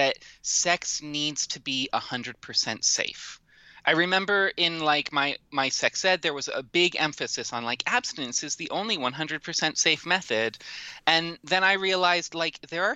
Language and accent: English; Washington, United States; my home state of Washington